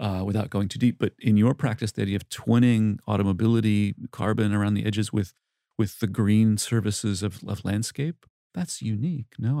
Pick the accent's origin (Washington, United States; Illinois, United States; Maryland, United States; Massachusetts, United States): Massachusetts, United States; Cambridge; my hometown in Cambridge, Massachusetts